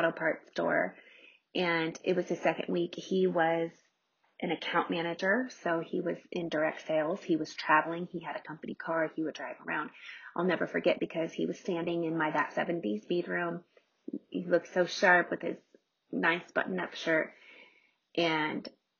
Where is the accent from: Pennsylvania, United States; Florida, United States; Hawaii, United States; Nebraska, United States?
Nebraska, United States; moved away as an adult; also born or lived in Omaha, Nebraska; now in Colorado, United States; we purchased a true fixer-upper in my hometown in Nebraska.